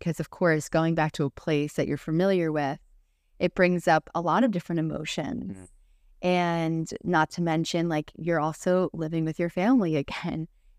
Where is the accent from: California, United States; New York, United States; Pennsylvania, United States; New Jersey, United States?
New Jersey, United States; now in Florida, United States; we're from New Jersey and we couldn't tell them already. We lived there, me, my entire life, Sebastian, majority of his life. And we moved to Florida about 3 years ago.